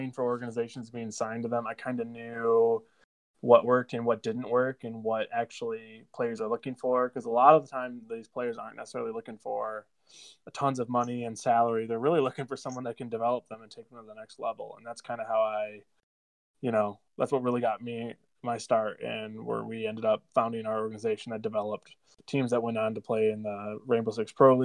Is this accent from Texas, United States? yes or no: no; Midland, Michigan, United States; moved away as an adult; also born or lived in Chicago; I'm born and raised in Midland, Michigan, right where Northwood is